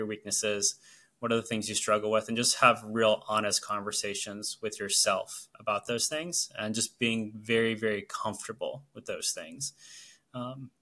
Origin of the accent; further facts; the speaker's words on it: Orlando, Florida, United States; moved away as an adult; now in New Jersey, United States; are Florida residents, born and raised. We grew up in Orlando for our entirety of our lives.